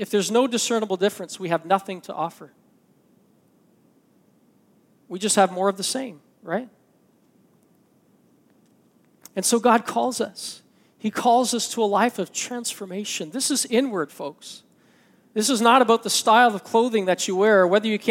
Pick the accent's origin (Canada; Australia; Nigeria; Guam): Canada; I'm Canadian